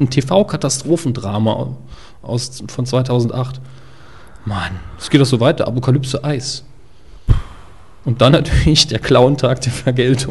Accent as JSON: {"language": "German", "region": "Saarland", "country": "Germany", "said": "als Saarländer"}